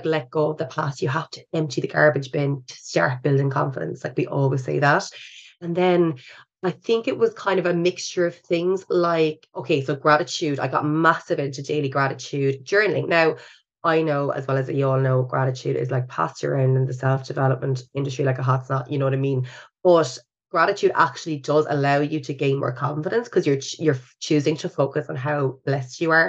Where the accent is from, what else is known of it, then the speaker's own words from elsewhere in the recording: Ireland; we're still Irish